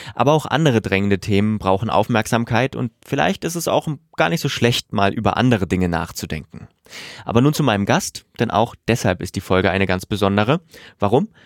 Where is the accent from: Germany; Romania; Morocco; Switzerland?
Germany; southern Thuringia; moved away